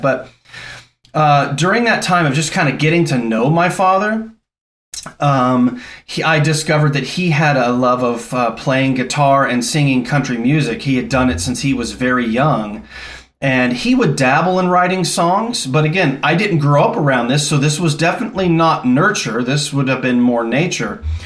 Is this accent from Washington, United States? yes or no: no; Los Angeles, California, United States; moved away as an adult; also born or lived in Newfoundland, Canada / Thunder Bay, Ontario, Canada / Louisville, Kentucky; I grew up in Southern California in Los Angeles